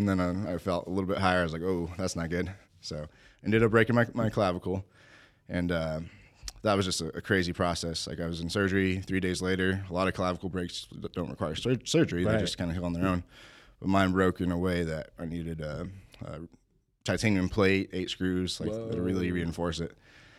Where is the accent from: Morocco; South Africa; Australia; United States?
United States; Albuquerque, New Mexico; This is in Albuquerque, New Mexico.